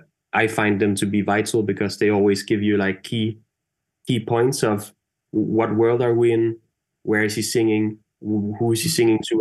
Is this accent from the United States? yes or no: no; Denmark; I'm from Denmark, and I remember growing up in school, like in Denmark